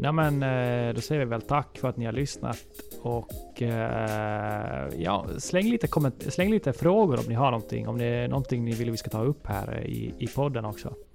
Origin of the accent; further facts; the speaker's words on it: Ostrobothnia, Finland; som österbottning